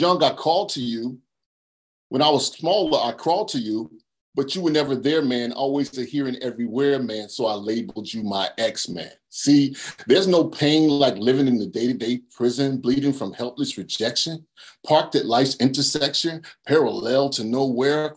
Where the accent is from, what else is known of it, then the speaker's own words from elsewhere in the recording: Charlotte, North Carolina, United States; I'm from Charlotte, North Carolina